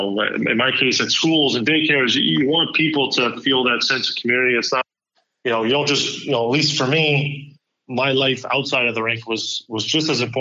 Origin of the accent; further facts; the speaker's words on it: Montreal, Quebec, Canada; moved away; growing up in Montreal, speaking French